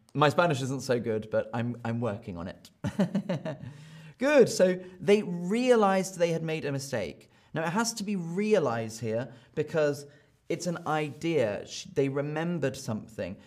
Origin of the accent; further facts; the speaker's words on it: United Kingdom; I am from Britain